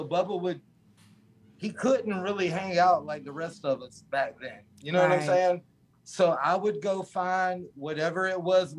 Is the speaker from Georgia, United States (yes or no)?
yes; Valdosta, Georgia, United States; I'm from Valdosta, south, 2 hours south of Danny.